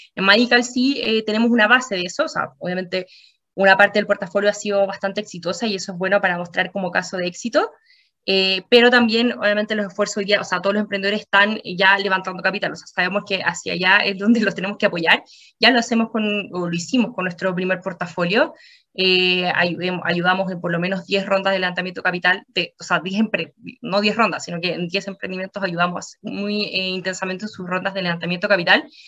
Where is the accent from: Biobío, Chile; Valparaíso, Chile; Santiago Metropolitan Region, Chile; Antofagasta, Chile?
Antofagasta, Chile; yo soy antofagastina. Yo nací, crecí eh, crecí, estudié en la Universidad de Antofagasta